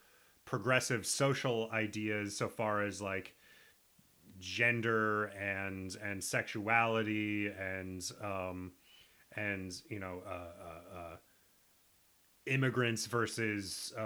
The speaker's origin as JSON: {"language": "English", "region": "Nebraska", "country": "United States", "tie": "born or raised there", "said": "for me growing up as a Nebraskan"}